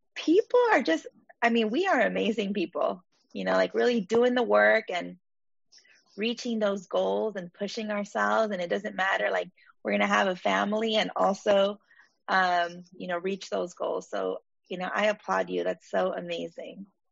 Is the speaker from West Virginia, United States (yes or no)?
no; Baldwin Park, California, United States; I grew up in Baldwin Park